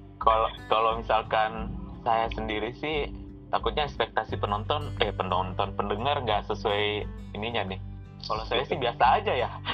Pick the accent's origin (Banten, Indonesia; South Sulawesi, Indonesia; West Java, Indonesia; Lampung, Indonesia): South Sulawesi, Indonesia; Pinrang; moved away; saya asalnya dari Pindrang